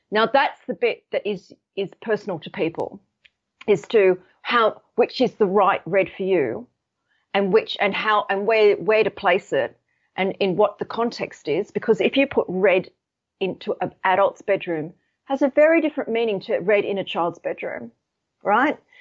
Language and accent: English; Sydney, New South Wales, Australia; now in United Kingdom; I'm actually based in the U K, but I'm, I'm from Sydney.